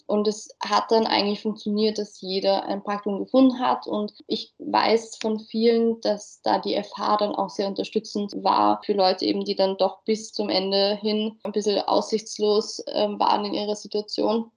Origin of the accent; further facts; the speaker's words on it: Mödling, Lower Austria, Austria; also born or lived in Wieselburg; ich bin aus Mödling, also auch näher Wien